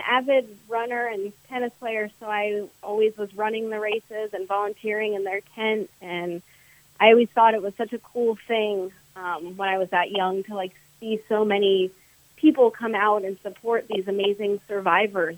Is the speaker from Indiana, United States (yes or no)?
no; Wellington, Florida, United States; now in Jupiter, United States; I grew up in Wellington.